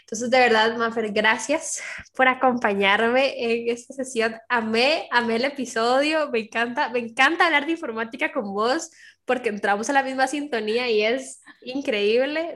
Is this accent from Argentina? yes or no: no; Costa Rica; aquí en Costa Rica